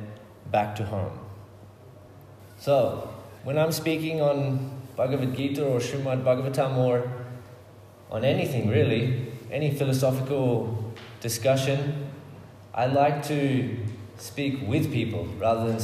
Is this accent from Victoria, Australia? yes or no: no; Murwillumbah area, New South Wales, Australia; also born or lived in Brisbane / Melbourne; I grew up in this area. I lived on this property as a child, but now I live in the town nearby, Moolumbah, with my family.